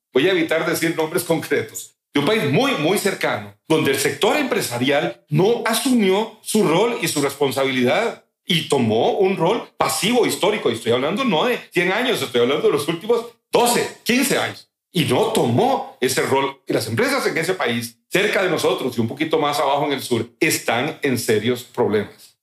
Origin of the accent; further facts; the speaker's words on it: Limón, Costa Rica; also born or lived in Central America; yo nací en Limón, soy hijo de Chris y de Edgar